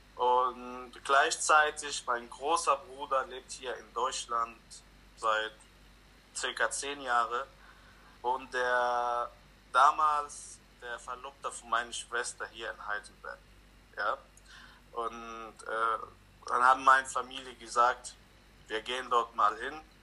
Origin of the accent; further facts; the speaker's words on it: Lebanon; now in Germany; Ich wurde im Libanon geboren